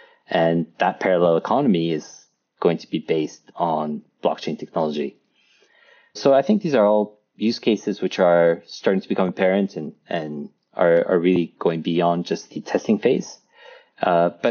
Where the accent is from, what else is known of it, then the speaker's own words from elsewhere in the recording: France; I grew up in France